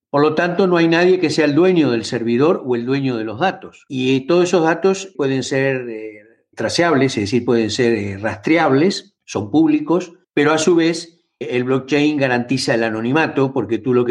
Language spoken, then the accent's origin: Spanish; Buenos Aires, Argentina; born there; moved away as an adult; Nací en Buenos Aires